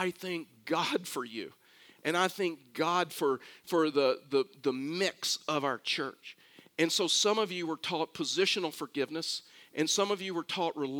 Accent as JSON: {"language": "English", "town": "Houston", "region": "Texas", "country": "United States", "tie": "born or raised there", "said": "I was born and raised in Houston, Texas"}